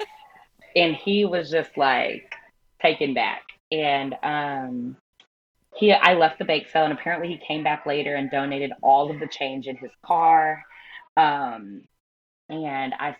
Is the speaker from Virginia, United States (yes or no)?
no; Texas, United States; moved away; also born or lived in San Diego / Carolina; I am a Texas girl. We're from Texas